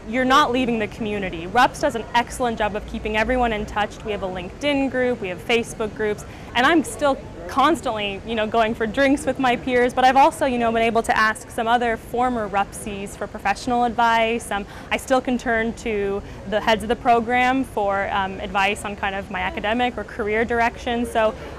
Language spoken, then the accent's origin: English; Portland, Oregon, United States; now in London, United Kingdom; I'm originally from Portland, Oregon in the United States